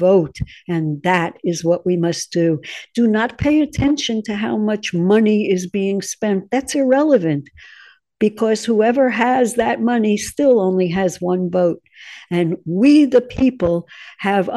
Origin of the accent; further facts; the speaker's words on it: United States; I'm American